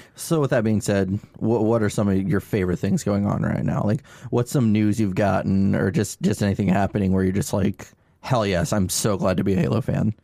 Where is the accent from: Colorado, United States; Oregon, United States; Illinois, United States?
Illinois, United States; Atlanta; we're from Atlanta, Illinois, we called it A T L Hellraisers.